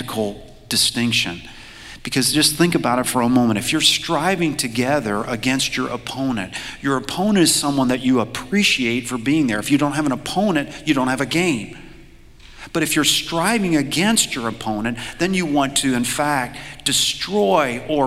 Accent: Louisville, Kentucky, United States; I grew up in Louisville, Kentucky.

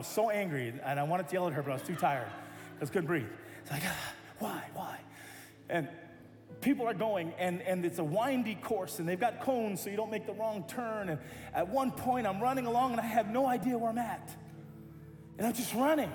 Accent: United States; I'm American

